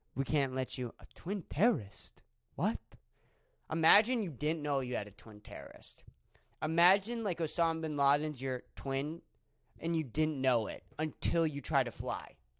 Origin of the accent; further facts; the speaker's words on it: Erie, Pennsylvania, United States; moved away; my hometown, Erie